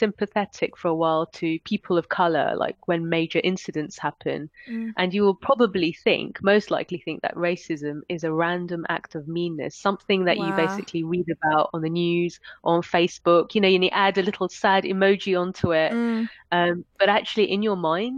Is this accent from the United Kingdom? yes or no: yes; London, United Kingdom; moved away as an adult; now in Switzerland; I would describe as being British of Indian heritage, a born and bred Londoner